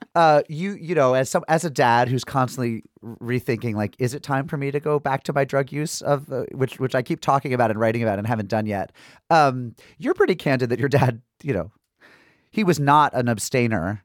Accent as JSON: {"language": "English", "town": "Springfield", "region": "Massachusetts", "country": "United States", "tie": "born or raised there", "also_born_or_lived": "Tribeca, New York", "moved": "yes", "lives_now": "New York, United States", "said": "my hometown of Springfield, Massachusetts"}